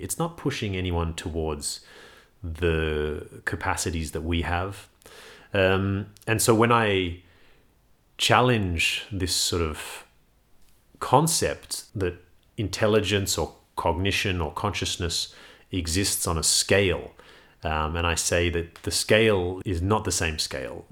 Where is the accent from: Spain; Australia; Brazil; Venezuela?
Australia; Sydney, New South Wales; I grew up in Sydney